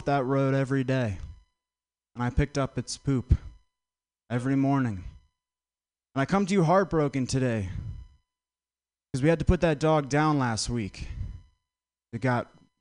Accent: Vermont, United States; I'm from Vermont

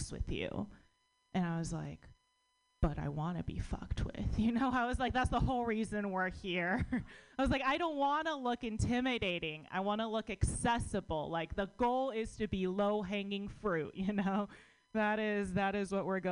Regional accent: United States; born or raised there

